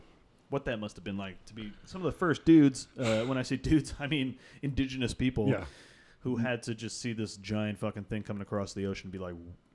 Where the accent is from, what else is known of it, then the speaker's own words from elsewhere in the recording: United States; this is the country that we're born and raised in.